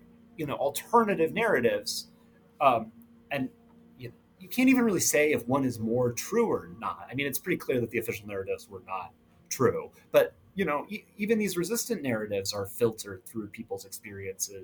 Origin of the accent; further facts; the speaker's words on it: Southwest Florida, United States; moved away; I grew up in Southwest Florida, which wasn't where either part side of my family was from